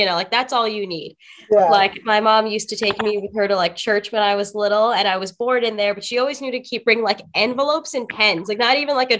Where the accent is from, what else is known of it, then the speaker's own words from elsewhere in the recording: New York City, New York, United States; I am a native New Yorker, born and raised in Brooklyn.